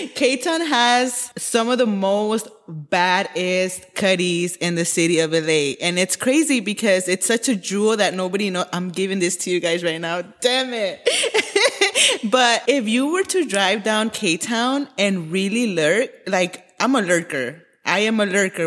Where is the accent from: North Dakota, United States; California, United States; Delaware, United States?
California, United States; Los Angeles; I am born and raised in Koreatown, Los Angeles.